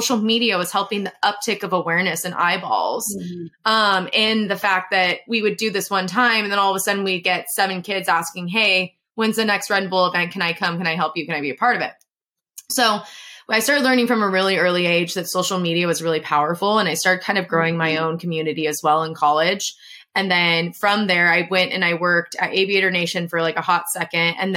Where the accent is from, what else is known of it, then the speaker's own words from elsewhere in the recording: San Diego, California, United States; I'm from San Diego